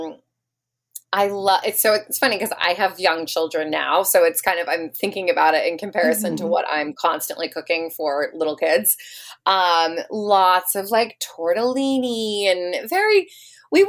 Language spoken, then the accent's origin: English; Silver Spring, Maryland, United States; now in New York City, United States; I grew up in Silver Spring, Maryland, right outside of DC.